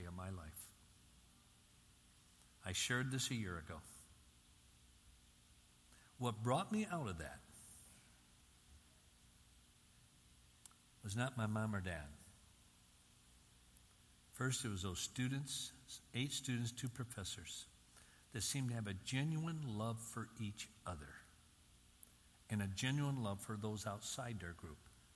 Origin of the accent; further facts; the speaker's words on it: Union City, Michigan, United States; growing up in Union City, Michigan, on the farm right on the city limits